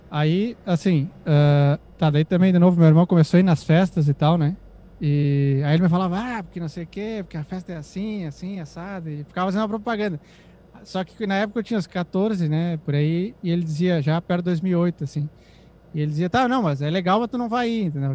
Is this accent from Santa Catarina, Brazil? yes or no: no; Santana do Livramento, Rio Grande do Sul, Brazil; eu nasci numa cidade chamada Santana do Livramento